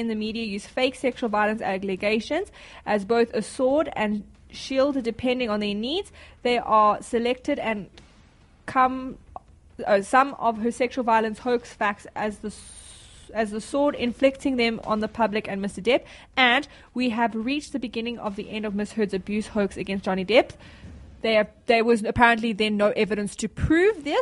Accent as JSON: {"language": "English", "country": "South Africa", "said": "I'm from South Africa"}